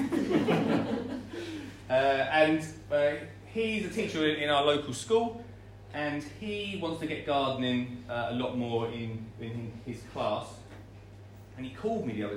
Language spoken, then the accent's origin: English; Essex, East of England, United Kingdom; I'm from Essex